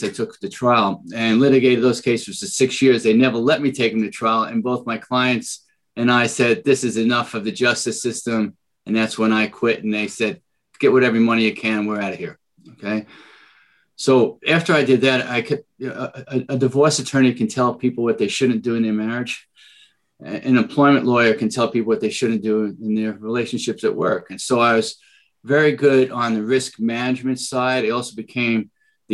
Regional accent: New York City, New York, United States; accent: Bronx; moved away as an adult; now in San Diego, United States; you'll hear my Bronx accent, right? So that's where it all started. And at 20, I moved out to California to work on a tuna boat in San Diego, and I never left

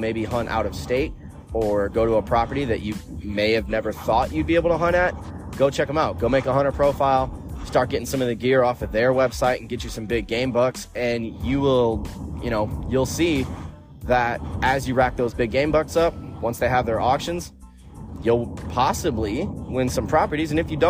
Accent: Chicago, Illinois, United States; You know, I'm originally from Chicago.

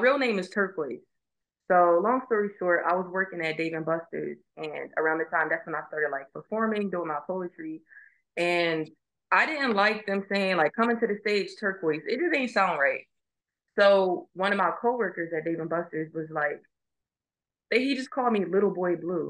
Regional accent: Philadelphia, Pennsylvania, United States; moved away as an adult; growing up in Philly

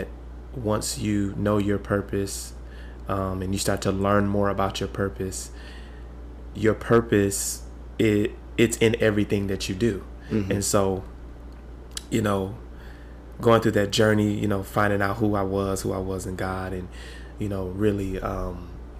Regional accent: Michigan, United States; I hail all the way from the great state of Michigan

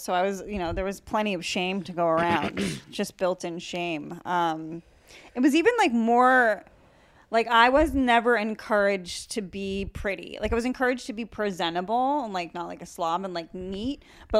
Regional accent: Massachusetts, United States; born or raised there

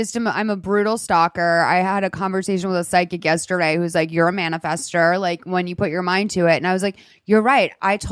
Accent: Massachusetts, United States; moved away; I grew up in Massachusetts

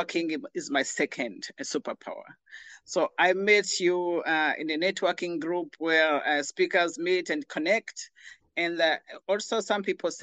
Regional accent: Rwanda; moved away; I'm originally from Rwanda.

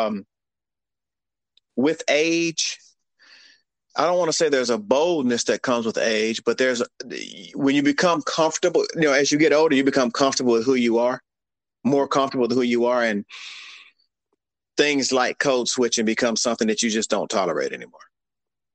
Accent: Cherokee, Alabama, United States; I grew up here in the South, deep South here in a little town called Cherokee, Alabama

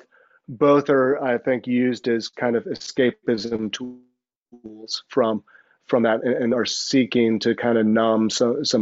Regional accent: the South, United States; moved away as an adult; also born or lived in New Jersey; I'm a boy from the South.

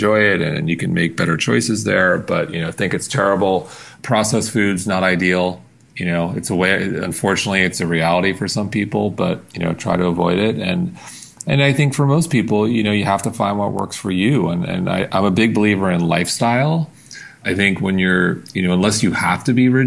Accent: Long Island, New York, United States; now in New York City, United States; I grew up on Long Island

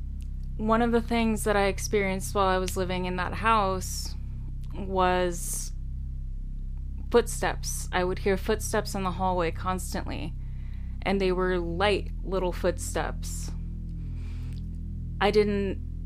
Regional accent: California, United States; I grew up in California, near the projects

